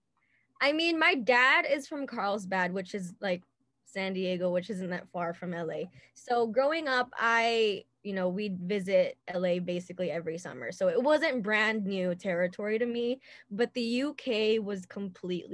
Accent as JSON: {"language": "English", "town": "Manila", "region": "Metro Manila", "country": "Philippines", "tie": "born or raised there", "moved": "yes", "said": "I was born and raised in Manila."}